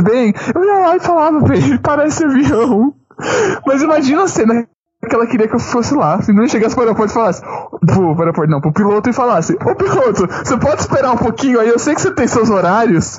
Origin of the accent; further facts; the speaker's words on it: Brazil; eu me reafirmei como brasileiro